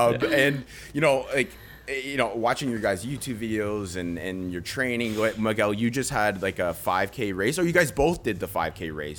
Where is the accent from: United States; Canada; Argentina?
Canada; just outside of Toronto, Ontario; I'm not from the States, by the way, so I might mix some things up. I'm straight on Canadian, just outside of Toronto.